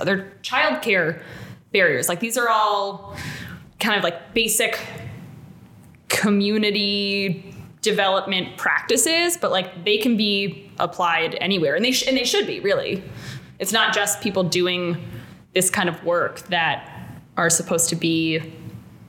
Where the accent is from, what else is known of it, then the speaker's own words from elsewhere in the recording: State College, Pennsylvania, United States; moved away; also born or lived in Pittsburgh, Pennsylvania; I grew up on Penn State's campus. Like I grew up down the street from frat row.